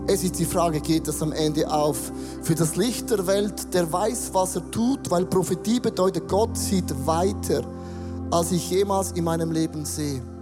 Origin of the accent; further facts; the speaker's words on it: Switzerland; ich als Schweizer